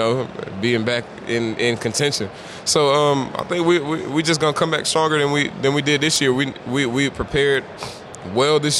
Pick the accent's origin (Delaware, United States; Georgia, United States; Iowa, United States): Georgia, United States; Atlanta; I'm from Atlanta.